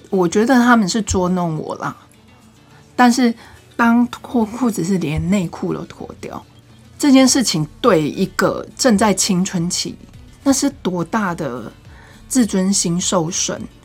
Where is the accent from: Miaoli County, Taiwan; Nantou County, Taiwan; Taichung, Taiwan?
Nantou County, Taiwan; moved away as an adult; also born or lived in northern Taiwan; 因为我是南投人嘛，我大学我就到北部念书